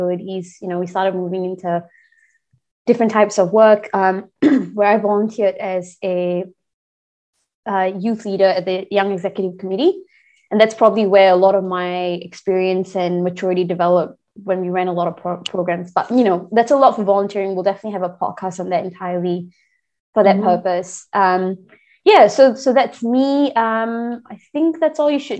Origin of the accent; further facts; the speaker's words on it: Singapore; moved away as an adult; also born or lived in Tasmania, Australia; now in Victoria, Australia; Born and raised in Singapore, obviously, but I'm currently located in Australia, Victoria